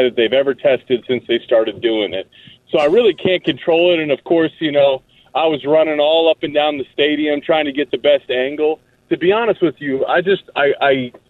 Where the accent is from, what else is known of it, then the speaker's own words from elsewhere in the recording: Columbus, Ohio, United States; I was born in Columbus, Ohio